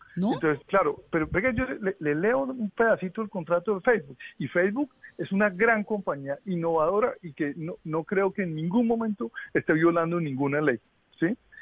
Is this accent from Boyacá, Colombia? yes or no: yes; Boyacá, Colombia; now in Washington, United States; yo crecí en Boyacá